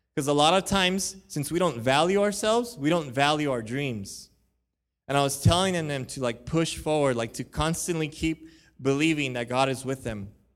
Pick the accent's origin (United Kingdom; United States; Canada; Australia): United States; Huntington Park, California; I was born in Huntington Park. I know what those, um, neighborhoods are like. I know what growing up there can possibly mean